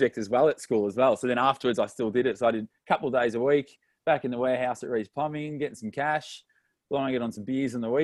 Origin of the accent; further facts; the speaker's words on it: Melbourne, Victoria, Australia; We live in the same suburb our whole life